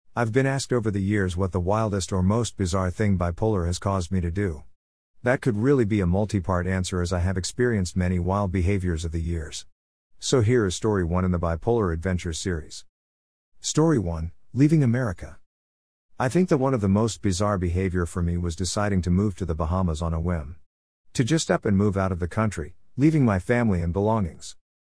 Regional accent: South Carolina, United States; back to South Carolina. It was snowing when my bus pulled up to my home state

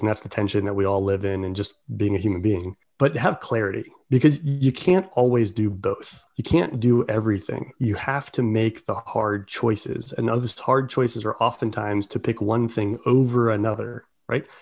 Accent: Baltimore, Maryland, United States; I grew up in Baltimore

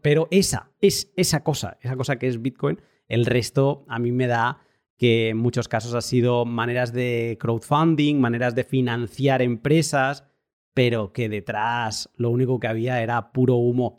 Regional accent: Barcelona, Catalonia, Spain; moved away; also born or lived in northern Europe; yo soy de Barcelona, pero me he ido a vivir al norte de Europa

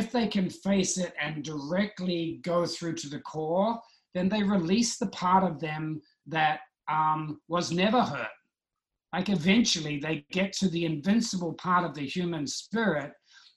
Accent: New Zealand; I was brought up in New Zealand

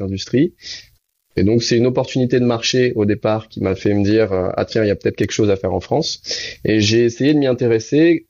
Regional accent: Réunion; moved away; also born or lived in Canada; je suis de la Réunion

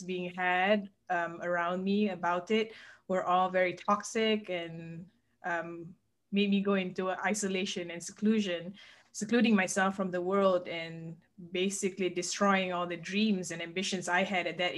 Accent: Malaysia; now in Lexington, United States; I was born and raised in Malaysia, and that's where I'm from, but now I live in Lexington, Kentucky

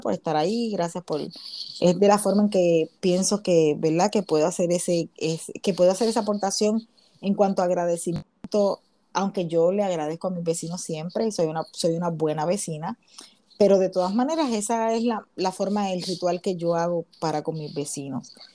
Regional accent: Puerto Rico; moved away as an adult; now in United States

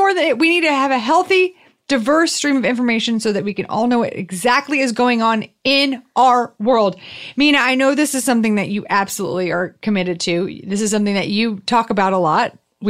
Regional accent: the South, United States; accent: southern; It was my southern accent.

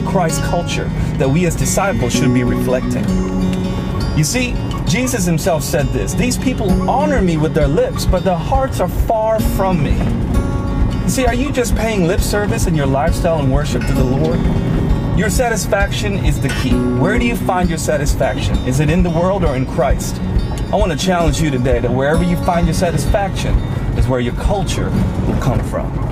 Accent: United States; I'm a Filipino American married to a beautiful British girl

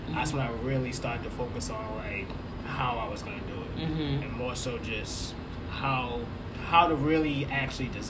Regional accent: Boston, Massachusetts, United States; I'm from Boston

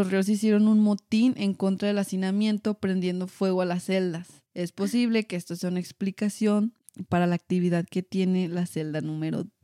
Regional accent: United States; Spanish is a second language; Ay, perdón, es que soy gringa.

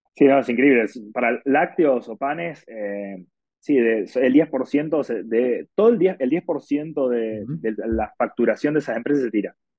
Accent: Argentina; now in Mexico City, Mexico; soy argentino

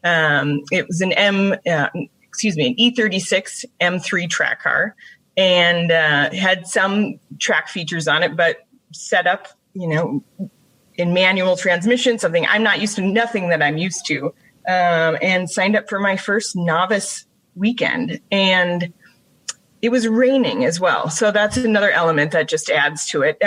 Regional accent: Brainerd, Minnesota, United States; also born or lived in Duluth, Minnesota; I grew up in the Brainerd Lakes area

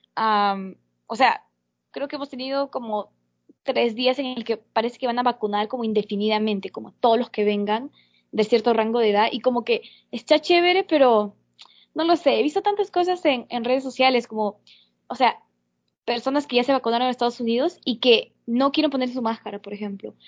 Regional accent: Peru; now in United States; mi país, en Perú

